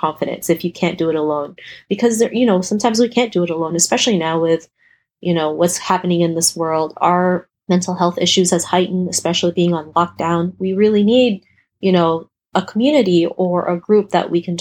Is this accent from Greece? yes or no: no; Toronto, Ontario, Canada; An Asian girl growing up in Toronto, Canada